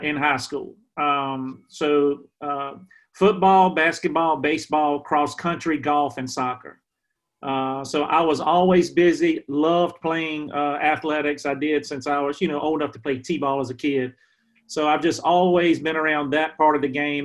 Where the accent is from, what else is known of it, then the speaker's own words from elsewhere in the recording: Emporia, Virginia, United States; here in my hometown in Emporia